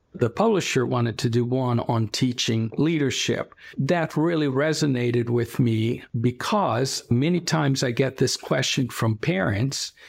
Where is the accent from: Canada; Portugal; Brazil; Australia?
Brazil; now in Ohio, United States; I am originally from Brazil, Where I grew up was during the military dictatorship